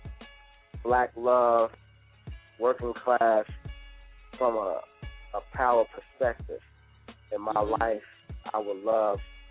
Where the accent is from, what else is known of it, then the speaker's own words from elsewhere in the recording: Chicago, Illinois, United States; moved away as an adult; also born or lived in Atlanta; growing up in Chicago